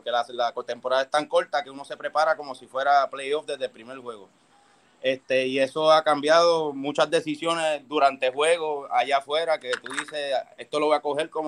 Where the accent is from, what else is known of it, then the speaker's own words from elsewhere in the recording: Bayamón, Puerto Rico; also born or lived in Toa Alta; soy de Bayamón, nacido y criado en Bayamón